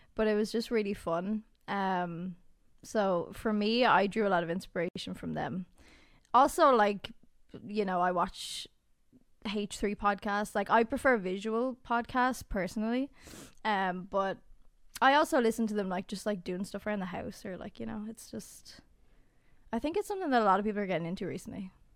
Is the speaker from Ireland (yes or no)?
yes; Ireland; We are Irish. We're f, we live in Ireland